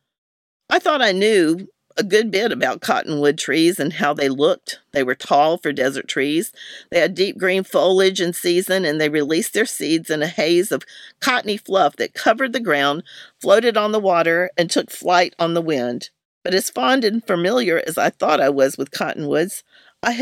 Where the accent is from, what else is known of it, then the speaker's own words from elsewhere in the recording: North Carolina, United States; Growing up in North Carolina